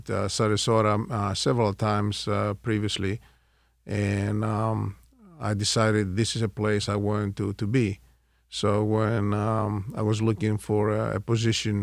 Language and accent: English; Thessaloniki, Central Macedonia, Greece; moved away as an adult; also born or lived in Houston, Texas; My family is from Thessaloniki, Greece